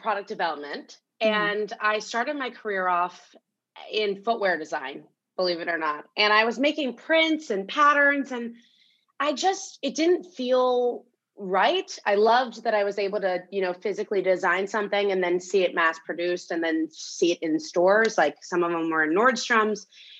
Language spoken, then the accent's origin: English; Lewisberry, Pennsylvania, United States; I grew up kind of outside of Old Forge, kind of near Valley Forge. Yeah. And my father was a custom home builder. And we had this farmhouse on our land that was so historic.